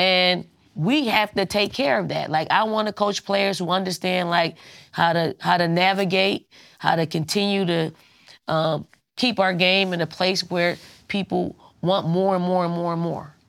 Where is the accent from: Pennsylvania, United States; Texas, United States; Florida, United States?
Pennsylvania, United States; Philadelphia; I'm from Philly. I'm from North Philly